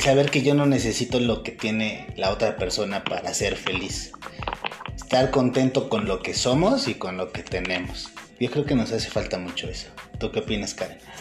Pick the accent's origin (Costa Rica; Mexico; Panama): Mexico; a mí como mexicano